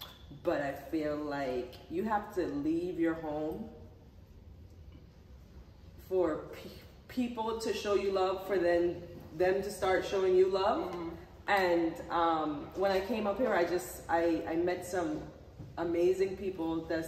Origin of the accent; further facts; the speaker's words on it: U.S. Virgin Islands; I'm from St. Croix